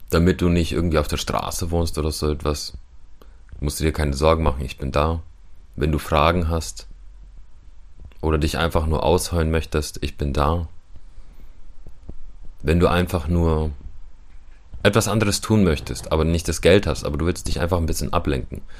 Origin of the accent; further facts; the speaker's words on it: Ukraine; German is a second language; now in Germany; Ich bin auch Ukrainer und ja, ich kenne Ukrainer dort.